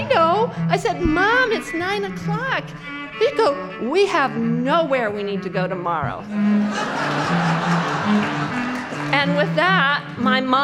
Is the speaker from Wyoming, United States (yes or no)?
yes; Cheyenne, Wyoming, United States; I grew up in Cheyenne